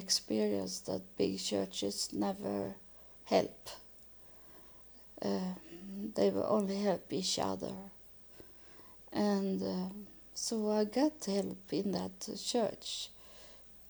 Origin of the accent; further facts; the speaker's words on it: Sweden; I was born in Sweden